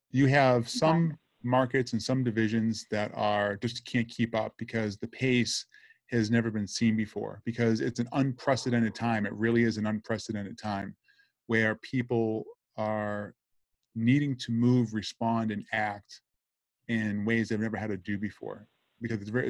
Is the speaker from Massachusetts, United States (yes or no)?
yes; Boston, Massachusetts, United States; accent: Boston; now in Boca Raton, United States; I'm from Brighton, Massachusetts originally